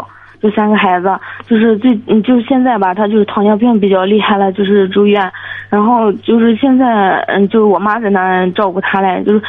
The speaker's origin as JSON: {"language": "Chinese", "town": "Weifang", "region": "Shandong", "country": "China", "tie": "born or raised there", "moved": "as an adult", "lives_now": "Jinan, China", "said": "我在潍坊，我老家，然后我是济南，在济南上学，"}